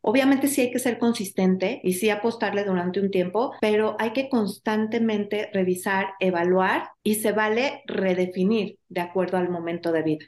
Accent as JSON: {"language": "Spanish", "country": "Mexico", "said": "como sociedad mexicana"}